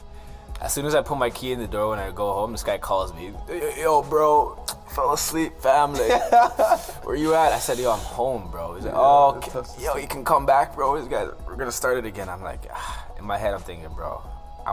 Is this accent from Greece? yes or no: no; Mississauga, Ontario, Canada; I'm from Mississauga